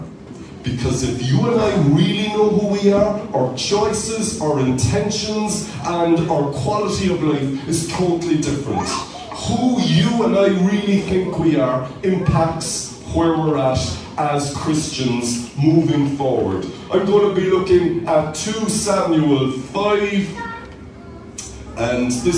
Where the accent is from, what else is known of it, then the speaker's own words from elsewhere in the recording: Cork, Munster, Ireland; growing up in Cork